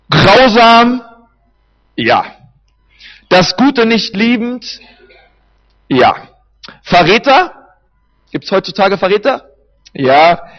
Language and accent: German; Berlin, Germany; Wir haben bei uns in Berlin, ich bin Berliner, wenn man ein Stück rausfährt nach Brandenburg, einen Havelpark